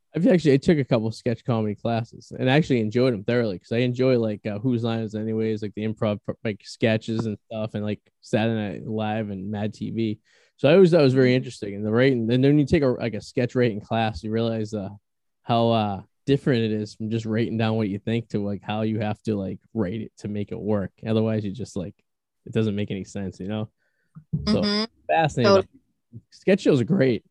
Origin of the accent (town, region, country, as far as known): New England, United States